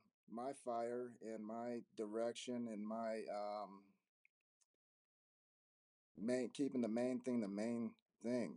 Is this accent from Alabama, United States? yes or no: no; Denver, Colorado, United States; also born or lived in Arizona; I grew up in Denver, Colorado. I'm here in Denver.